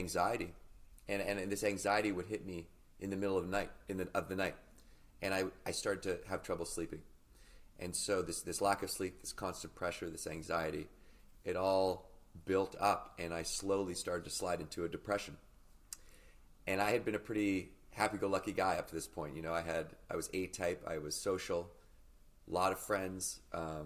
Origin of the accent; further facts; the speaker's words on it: Victoria, British Columbia, Canada; So I grew up in Victoria, British Columbia, which as a Canadian, you know, is just off the coast of Vancouver.